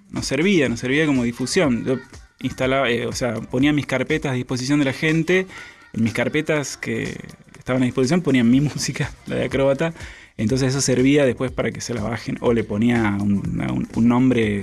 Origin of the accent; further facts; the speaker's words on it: Santiago del Estero, Argentina; accent: tonada santiagueña; moved away as an adult; now in Buenos Aires, Argentina; Soy santiagueño, Santiago del Estero Capital